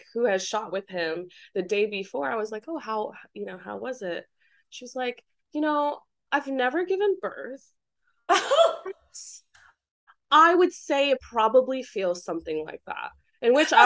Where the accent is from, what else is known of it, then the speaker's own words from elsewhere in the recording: Taiwan; I'm from Taiwan. It's very humid and hot